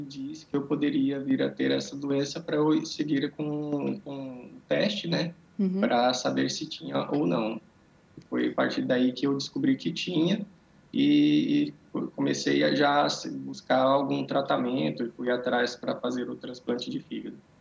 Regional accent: Brazil; moved away as an adult; now in Portugal; eu nasci no Brasil, né? Vivi lá até é, 10 anos atrás, né? Que eu mais ou menos que eu mudei para cá.

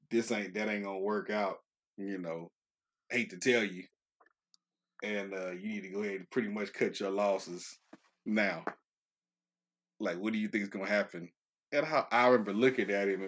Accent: California, United States; moved away; also born or lived in Chattanooga, Tennessee; I'm from California originally

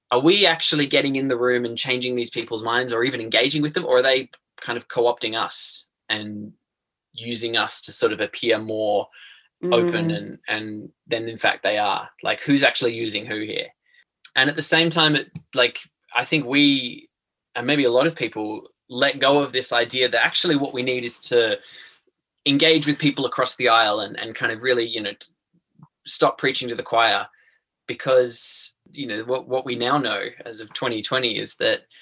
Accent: Australian Capital Territory, Australia; I'm from Ngunnawal country in, in the southeast.

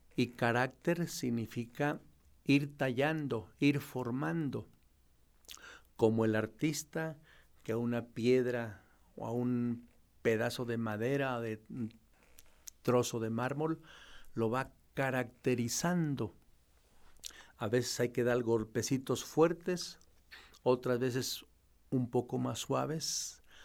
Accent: a village 10 km from La Marquesa, State of Mexico, Mexico; moved away; cuando era pastor en mi tierra, en mi pueblo, allá a 10 kilómetros de la Marquesa

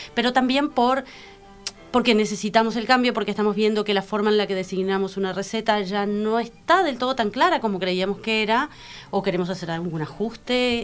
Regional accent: Young, Río Negro, Uruguay; moved away as an adult; now in Montevideo, Uruguay; viví hasta los 18 años en Jung, después me mudé para estudiar

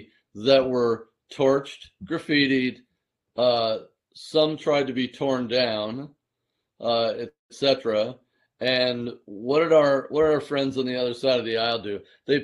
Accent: Laguna Beach, California, United States; Yeah, I grew up in Laguna Beach.

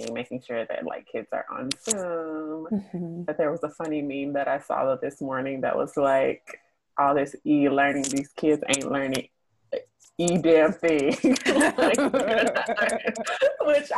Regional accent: Austin, Texas, United States; also born or lived in Tennessee; now in Atlanta, United States; I was born in Tennessee, raised in Austin, Texas.

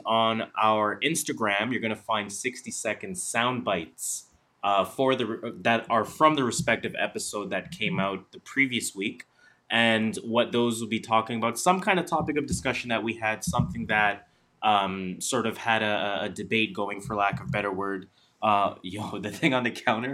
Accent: Canada; we are Canadian

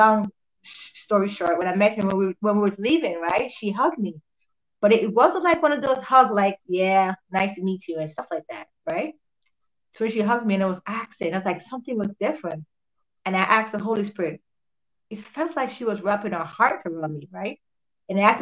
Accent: Jamaica; I'm actually from Jamaica

